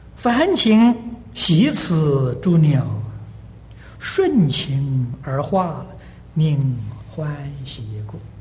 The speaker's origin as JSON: {"language": "Chinese", "country": "China", "moved": "yes", "lives_now": "United States", "said": "我们中国人绝对不会进他的道场"}